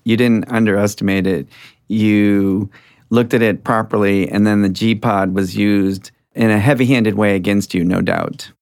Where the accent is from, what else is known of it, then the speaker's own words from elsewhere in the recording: Lewiston, Maine, United States; moved away as an adult; now in Boston, United States; I grew up in Lewiston, Maine, and came to college and law school in Boston, and I've been here for 38 years.